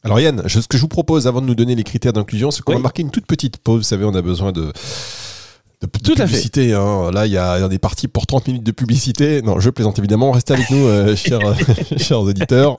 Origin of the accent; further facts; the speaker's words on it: Dunkirk, Hauts-de-France, France; now in Cannes, France; moi Dunkerque, moi je suis de Dunkerque.